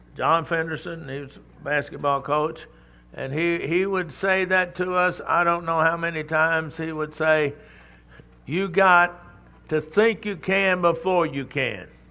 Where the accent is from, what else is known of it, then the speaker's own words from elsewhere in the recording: Texas, United States; I'm from Texas.